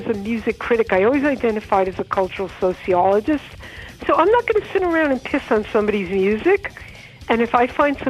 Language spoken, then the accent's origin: English; New York City, New York, United States; I grew up in Rockaway